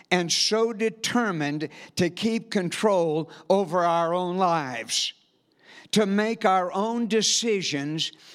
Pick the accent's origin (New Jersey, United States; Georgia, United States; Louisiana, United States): Louisiana, United States; South; moved away as an adult; And we are from South Louisiana. We moved here about 8 months ago.